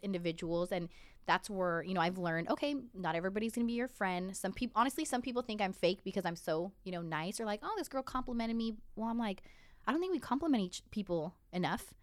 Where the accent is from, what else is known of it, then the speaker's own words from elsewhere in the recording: Santa Ana, California, United States; I grew up in Santa Ana